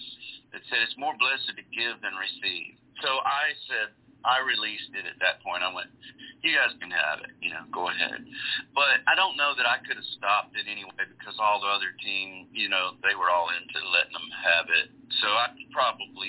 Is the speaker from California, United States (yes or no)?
no; Gulf Coast, Mississippi, United States; I grew up on the Gulf Coast down Mississippi